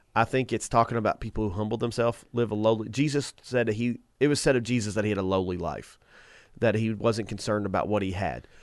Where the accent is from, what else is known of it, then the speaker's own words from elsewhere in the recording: United States; as Americans, I love America. I think we grew up in the best nation